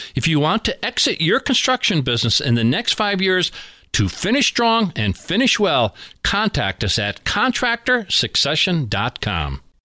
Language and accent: English; Scranton, Pennsylvania, United States; we are in my hometown of Scranton, Pennsylvania